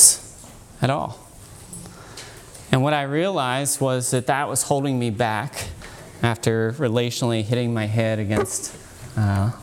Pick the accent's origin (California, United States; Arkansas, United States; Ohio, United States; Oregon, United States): Ohio, United States; Dayton; I come from Dayton, Ohio